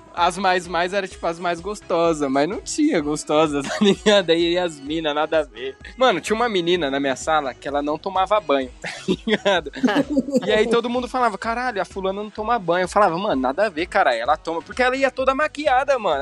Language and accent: Portuguese; Formiga, Minas Gerais, Brazil; also born or lived in Belo Horizonte; Eu tenho 20 anos, sou de Formiga